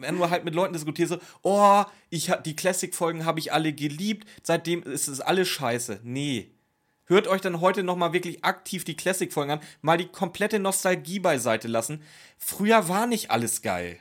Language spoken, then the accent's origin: German; Schleswig-Holstein, Germany; ich komme aus Schleswig-Holstein, wir hatten ja nichts. Wir haben heute noch nichts da oben.